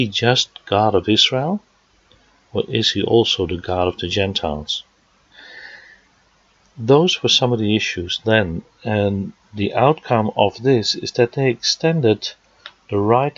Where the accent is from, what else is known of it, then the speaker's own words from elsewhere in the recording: Netherlands; moved away; Now, as you can hear from my accent, I was born in the Netherlands